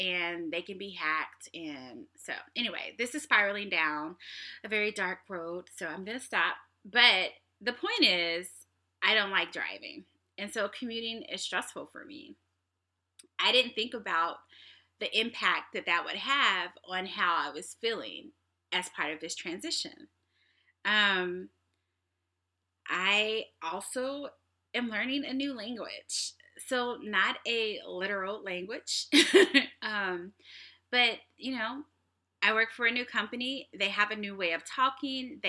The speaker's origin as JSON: {"language": "English", "town": "Kansas City", "region": "Missouri", "country": "United States", "moved": "yes", "lives_now": "Seattle, United States", "said": "I'm from Kansas City"}